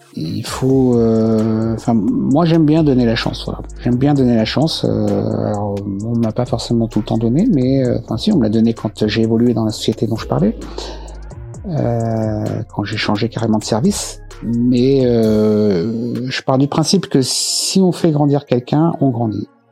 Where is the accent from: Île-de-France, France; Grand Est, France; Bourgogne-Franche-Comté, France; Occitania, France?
Île-de-France, France; La Grande Borne; also born or lived in Choisy-le-Roi; j'ai grandi à la Grande Bande.